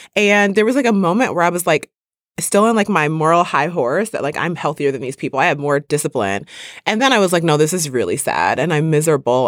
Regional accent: Midwest, United States; I grew up in the Midwest

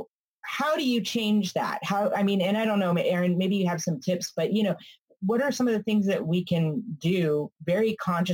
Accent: California, United States; I'm from California

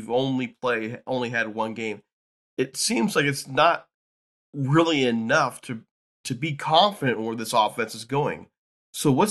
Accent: Ohio, United States; I'm from Ohio

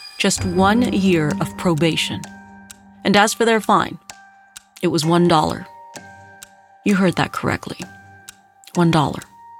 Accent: South Texas, United States; When I was growing up in South Texas, corridos were a popular genre

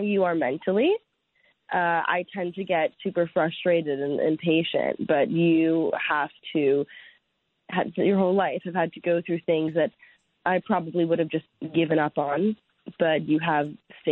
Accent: United States; I'm American

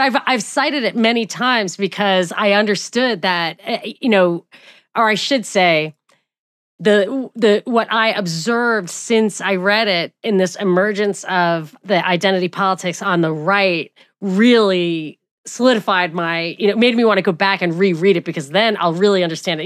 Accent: New York, United States; I'm from New York

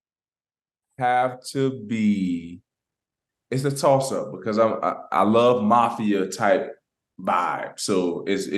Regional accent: Florida, United States; moved away as an adult; now in Pittsburgh, United States; I'm from Florida

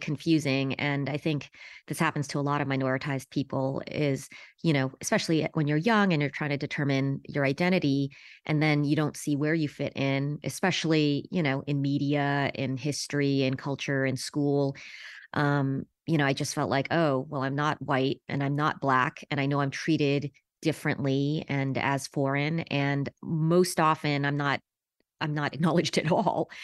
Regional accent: Los Angeles, California, United States; I was born in Los Angeles in nineteen seventy-six

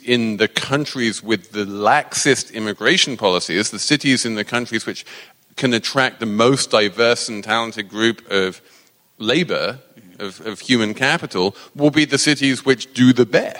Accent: New York, United States; As a New Yorker, I am completely down with this.

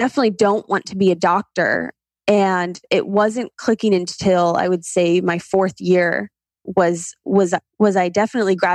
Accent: Ohio, United States; I am originally from Ohio

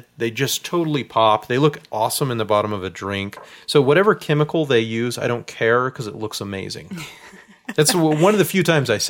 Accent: Tennessee, United States; I'm from Tennessee

